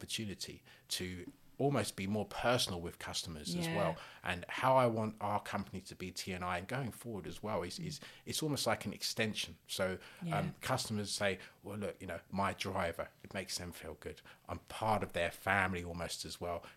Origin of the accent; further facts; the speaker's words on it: London, United Kingdom; I was born in South London